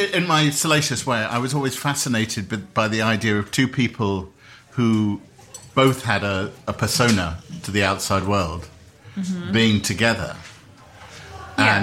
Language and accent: English; United Kingdom; I'm a British man